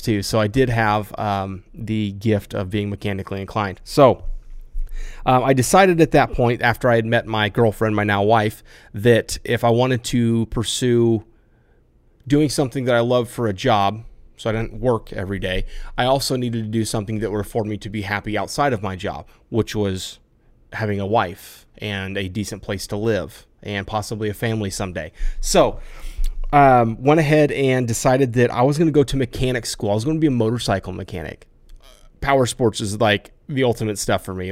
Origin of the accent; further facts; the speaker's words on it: Iowa, United States; I grew up in the Midwest in Iowa, way out in the country.